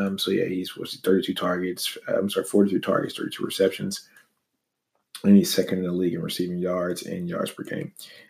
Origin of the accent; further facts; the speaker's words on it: Louisiana, United States; moved away as an adult; also born or lived in Texas; That's why I'm drinking Shiner, because I'm from Texas. Long story, I'm from Louisiana, but I went to school at the University of Texas.